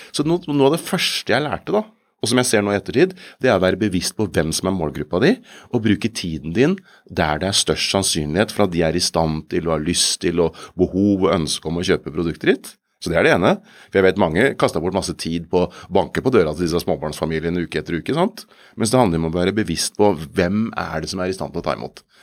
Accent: Kongsberg, Buskerud, Norway; jeg kommer fra Kongsberg

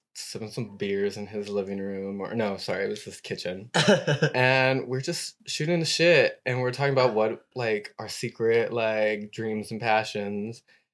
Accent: San Diego, California, United States; moved away as an adult; I was in San Diego till I was 22. {S0} Okay. {S1} And then I moved to San Francisco, was there for about a year, and I moved to New York.

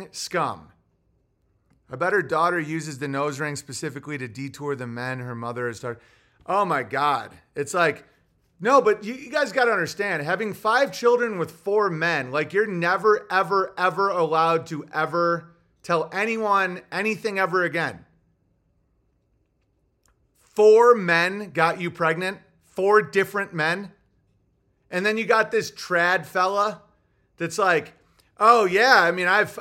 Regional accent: Oswego, New York, United States; I'm from Oswego, but I'm north of the Finger Lakes

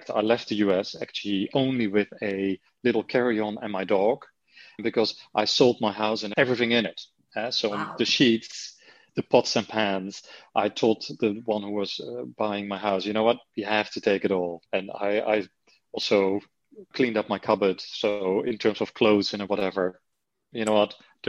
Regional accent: Netherlands; accent: Dutch; English is a second language; moved away as an adult; although the accent never really has gone, you know, so I still have my Dutch accent.

